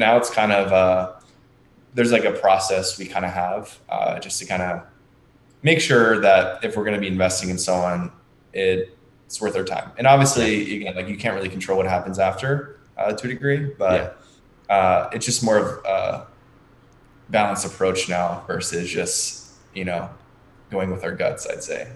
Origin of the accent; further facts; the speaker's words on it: Margate City, New Jersey, United States; I'm from a very small town in New Jersey. It's called Margate, it's right next to Atlantic City.